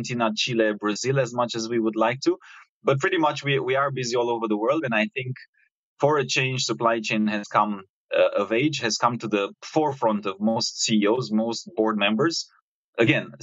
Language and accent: English; Romania; moved away as an adult; now in Singapore; I was coming from Romania, where I'm originally from, Eastern Europe